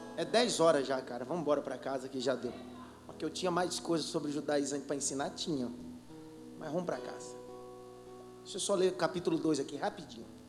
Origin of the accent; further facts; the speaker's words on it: Pernambuco, Brazil; sou pernambucano da gema